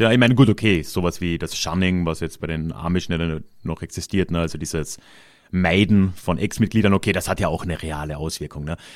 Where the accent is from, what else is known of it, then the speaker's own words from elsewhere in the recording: Carinthia, Austria; in Kärnten, wo ich herkomme